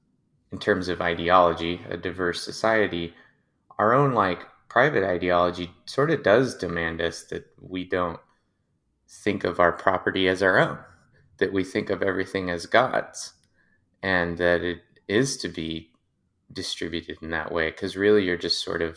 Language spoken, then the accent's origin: English; United States; being specifically an American Christian